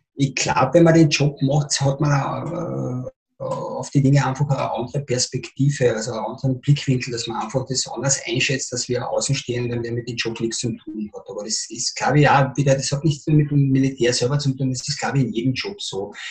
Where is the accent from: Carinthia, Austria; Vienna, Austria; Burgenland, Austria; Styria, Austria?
Carinthia, Austria; Spittal an der Drau; Ich bin ein Spitaler. Ja. Ich bin im Spital geboren, aufgewachsen und Schule gegangen